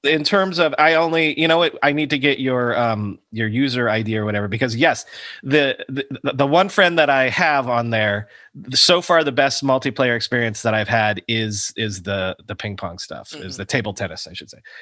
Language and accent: English; Fort Myers, Florida, United States; moved away; I grew up in Fort Myers.